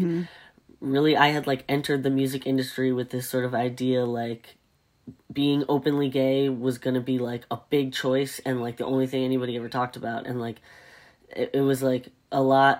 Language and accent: English; the South, United States; I grew up in the South